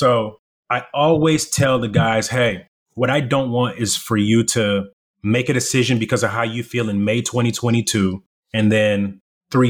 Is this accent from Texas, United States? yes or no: yes; Irving, Texas, United States; English is a second language; also born or lived in Democratic Republic of the Congo / South Africa; So we come from Congo, South Africa to the U.S., and I'm living in the inner city whenever I'm in Irving, Texas.